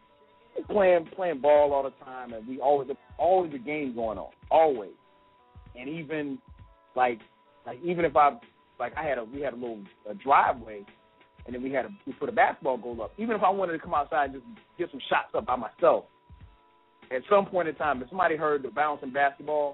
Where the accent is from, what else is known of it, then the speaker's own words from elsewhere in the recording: South Carolina, United States; now in Atlanta, United States; I grew up in South Carolina, and now living in Atlanta